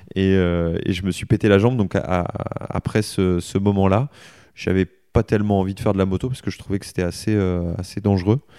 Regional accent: Soissons, Hauts-de-France, France; born or raised there; also born or lived in Egypt; now in Le Mans, France

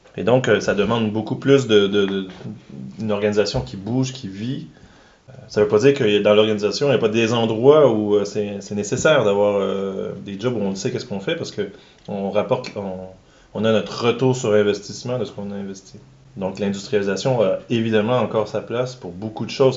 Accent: Quebec, Canada; accent: Québécois; j'ai un accent québécois

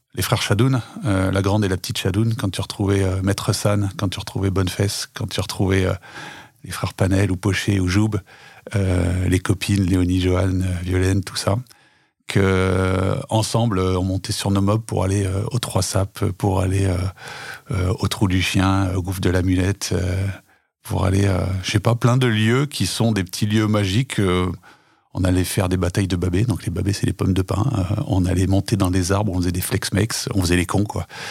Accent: Tence, Auvergne-Rhône-Alpes, France; c'est là où je suis né, où j'ai grandi

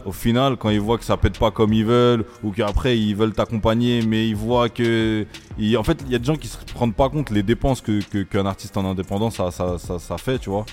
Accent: Libourne, Nouvelle-Aquitaine, France; je suis né à Bordeaux

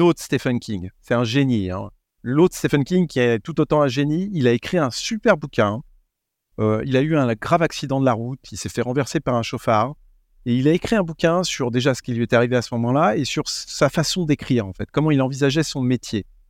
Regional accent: France; On est français

